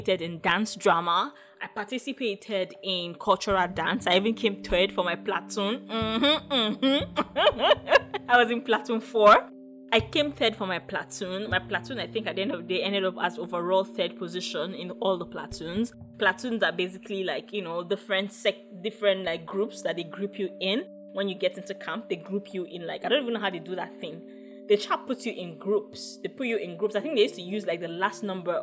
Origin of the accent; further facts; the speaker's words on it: Ogun State, Nigeria; I am Yoruba. I come from Ogun State